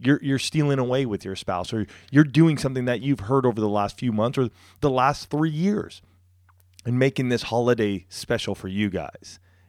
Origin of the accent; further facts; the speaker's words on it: California, United States; I grew up right outside of Riverside.